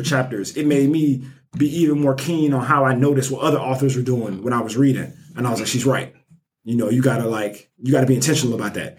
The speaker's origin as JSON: {"language": "English", "town": "Birmingham", "region": "Alabama", "country": "United States", "tie": "born or raised there", "said": "I'm from Birmingham, born and raised Nigerian American"}